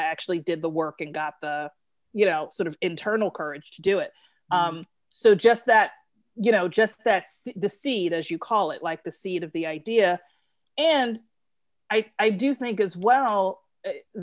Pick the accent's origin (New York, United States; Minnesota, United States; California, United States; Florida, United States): New York, United States; New York City; I'm from Brooklyn.